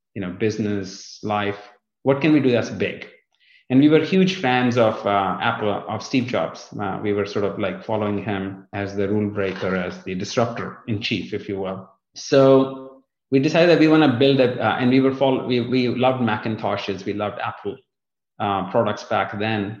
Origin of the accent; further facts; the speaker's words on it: northern India, India; moved away as an adult; also born or lived in North Dakota; now in Fort Lauderdale, United States; I was born in India, in uh, the northern part of India, just in the south of the Himalayas, in the foothills, as they call it.